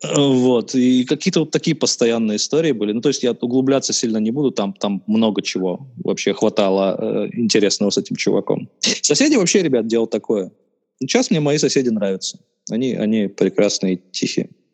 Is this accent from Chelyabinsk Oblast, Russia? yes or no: no; Khabarovsk, Khabarovsk Krai, Russia; я коренной хабаровчанин